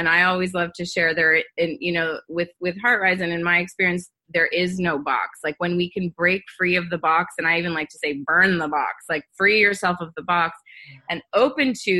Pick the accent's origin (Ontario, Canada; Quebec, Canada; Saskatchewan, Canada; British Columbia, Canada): Quebec, Canada; Montreal; I grew up in Montreal. I'm from Canada